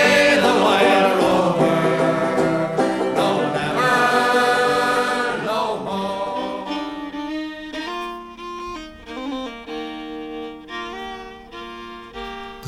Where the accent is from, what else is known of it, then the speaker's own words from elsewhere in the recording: Ireland; being Irish